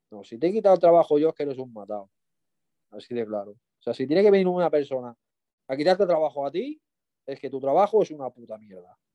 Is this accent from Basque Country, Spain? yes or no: no; Mallorca, Balearic Islands, Spain; fui a visitar un tío mío, yo que soy de Mallorca, y lo vi allí en el, Arenal